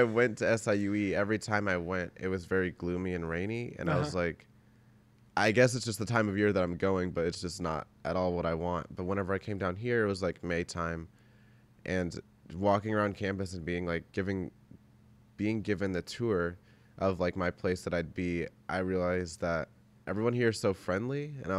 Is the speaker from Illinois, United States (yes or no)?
yes; Belleville, Illinois, United States; Yeah, like I grew up in Belleville, so like it's just a really small town suburb. I live next to St. Louis, I guess